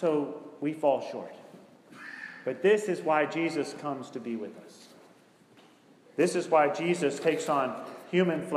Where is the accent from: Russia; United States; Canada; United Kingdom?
United States; Greensboro, North Carolina; Greensboro, North Carolina, which is my hometown